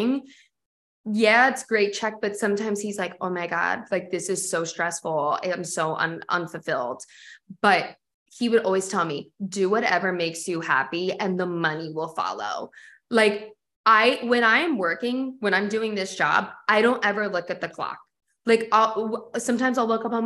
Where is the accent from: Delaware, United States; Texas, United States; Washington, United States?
Delaware, United States; born or raised there; moved away as an adult; now in Philadelphia, United States